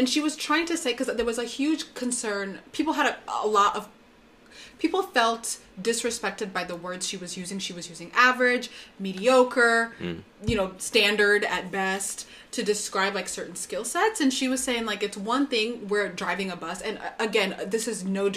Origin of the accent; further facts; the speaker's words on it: Plano, Texas, United States; moved away; also born or lived in Frisco, Texas; I grew up in the Dallas area, Plano, Frisco, which are two Plano, the city of Plano, and also the city of Frisco